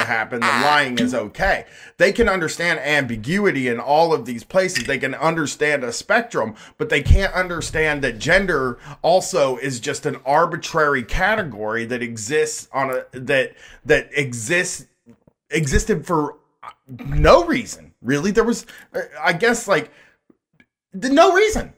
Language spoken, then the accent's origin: English; Groveport, Ohio, United States; growing up in Groveport